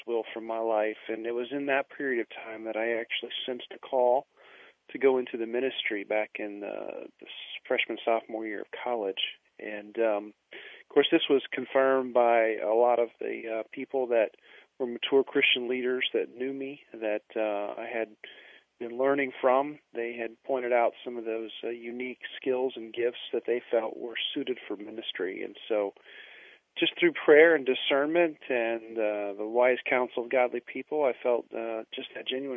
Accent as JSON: {"language": "English", "region": "Indiana", "country": "United States", "tie": "born or raised there", "said": "I was born and raised in the Midwest in a small little country church out in the middle of the cornfields of Indiana."}